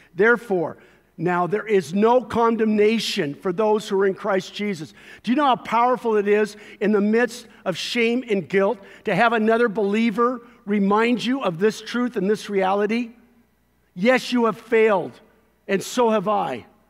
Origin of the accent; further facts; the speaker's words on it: Costa Mesa, California, United States; the neighborhood, uh, where I grew up in Costa Mesa, or spent a lot of years in Costa Mesa